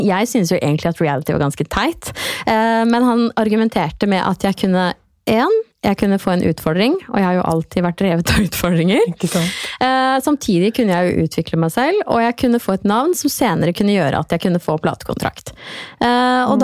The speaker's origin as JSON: {"language": "Norwegian", "town": "Trøgstad", "region": "Østfold", "country": "Norway", "said": "Jeg er jo fra Trøgstad."}